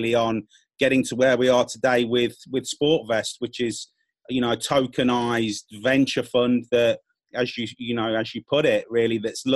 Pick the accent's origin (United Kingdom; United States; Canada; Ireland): United Kingdom; also born or lived in Spain / Latin America; I'm from the UK, you can tell by my accent